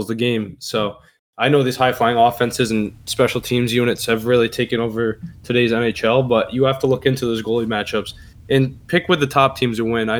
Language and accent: English; Boston, Massachusetts, United States; my hometown Bruins